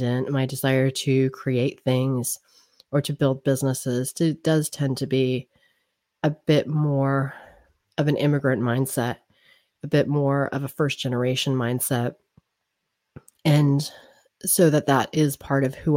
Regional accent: United States; also born or lived in Newark; I am American. I was born in America.

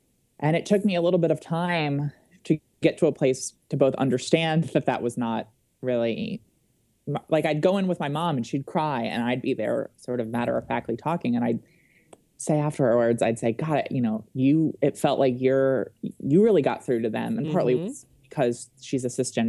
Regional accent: Wilmington, Delaware, United States; moved away as an adult; I grew up in Wilmington, Delaware, and I had always wanted to return to Delaware after I graduated from college

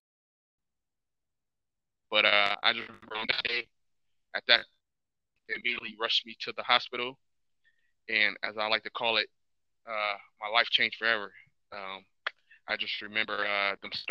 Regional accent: Toledo, Ohio, United States; I grew up in Toledo, Ohio, product of a single parent household.

